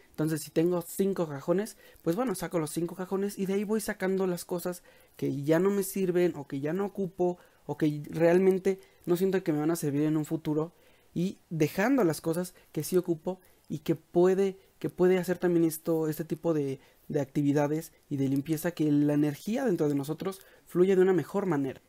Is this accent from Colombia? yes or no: no; Mexico; en México, que es de donde soy